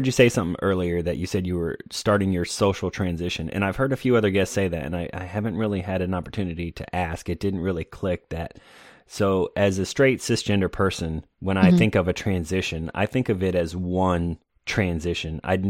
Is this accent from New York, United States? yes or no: no; Florida, United States; also born or lived in North Carolina / California / Okinawa / Illinois; now in Atlanta, United States; I was in the military, and I'm originally from Florida, but I've lived in North Carolina, California. I lived overseas in Okinawa.